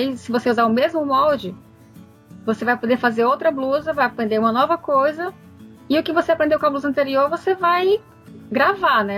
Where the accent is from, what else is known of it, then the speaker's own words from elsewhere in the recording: Fortaleza, Ceará, Brazil; now in Netherlands; eu sou de Fortaleza